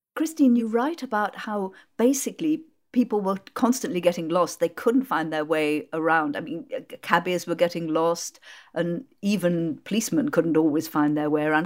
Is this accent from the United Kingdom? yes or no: yes; Worcestershire, West Midlands, United Kingdom; I grew up in Worcestershire and my local M P, Gerald Nabarro of M P for Kidderminster, I grew up three miles from Kidderminster